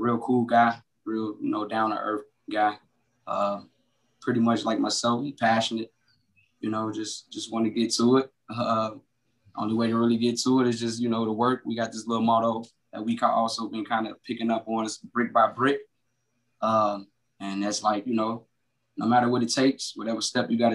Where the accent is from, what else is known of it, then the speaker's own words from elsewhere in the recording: Chicago, Illinois, United States; also born or lived in Ohio; I originally was born in Ohio. I was raised in Chicago